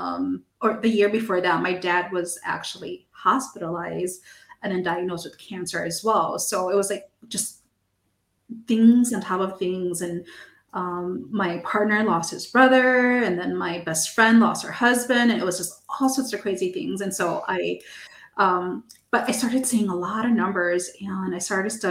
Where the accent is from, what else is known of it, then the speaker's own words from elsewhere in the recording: United States; first language English; I'm American, so my first language is English